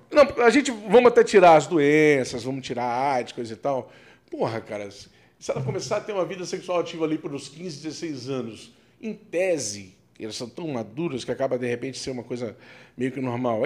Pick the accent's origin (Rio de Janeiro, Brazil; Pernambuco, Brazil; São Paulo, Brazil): Rio de Janeiro, Brazil; moved away; eu fui criado no Rio de Janeiro